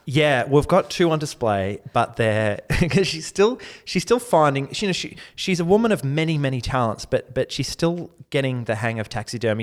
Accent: Mornington, Victoria, Australia; moved away; I grew up in a, a very beautiful, uh, little corner of Victoria, the Mornington Peninsula.

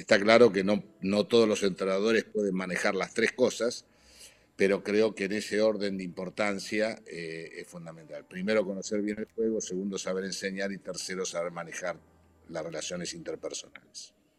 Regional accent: Argentina; moved away as an adult; also born or lived in Italy; yo viniendo de Argentina

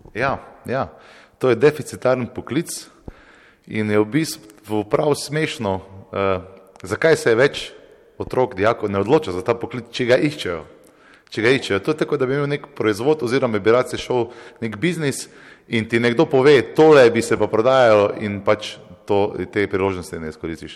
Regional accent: Velenje, Savinjska, Slovenia; moved away; also born or lived in Maribor; jaz prihajam iz Velenja, potem sem se preselil iz Mari, Maribor

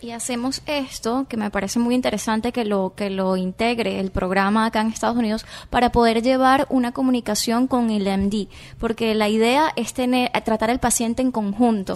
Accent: Venezuela; now in Miami, United States

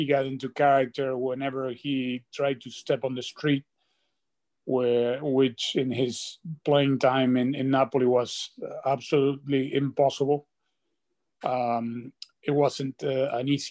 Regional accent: Argentina; I said Argentina

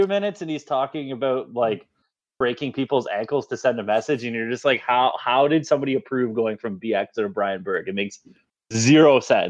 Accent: Canada; we're from Canada.

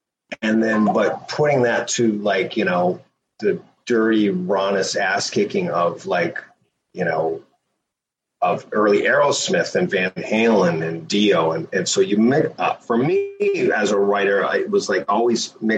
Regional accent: Toronto, Ontario, Canada; I grew up in Toronto.

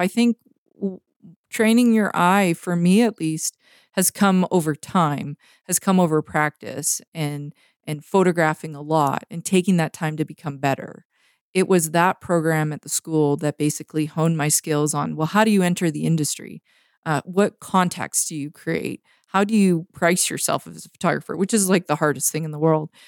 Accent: North Vancouver, British Columbia, Canada; moved away as an adult; now in Montana, United States; even though I'm from Vancouver, I grew up on the North Shore

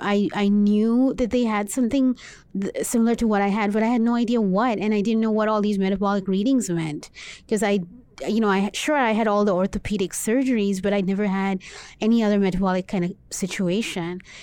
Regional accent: Dubai, United Arab Emirates; I was born and raised in Dubai. in the Middle East

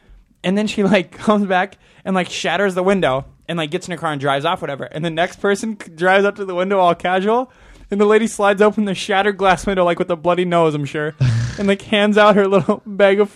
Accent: Montana, United States; moved away; I'm from Montana

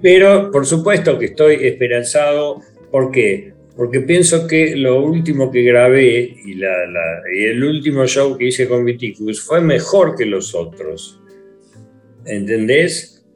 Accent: Argentina; also born or lived in London; en mi país, donde soy conocido

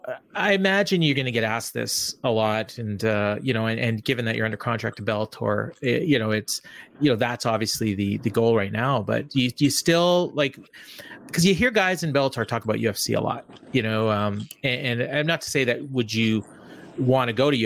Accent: Winnipeg, Manitoba, Canada; I'm Winnipeg.

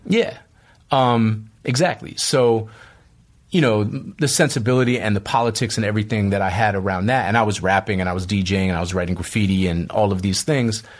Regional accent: Boston, Massachusetts, United States; moved away as an adult; also born or lived in New York / West Coast; I grew up in Boston, which is a very segregated city

